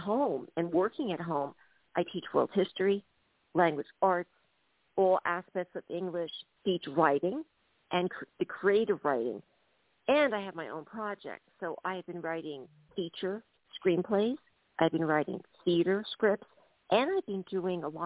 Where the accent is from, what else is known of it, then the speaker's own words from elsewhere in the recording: United States; moved away as an adult; now in Dublin, Ireland; I'm an American, but I'm living in Dublin, Ireland right now